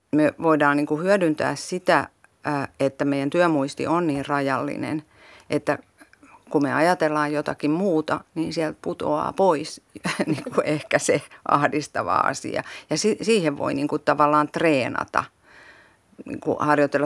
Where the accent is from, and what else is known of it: South Ostrobothnia, Finland; born or raised there; moved away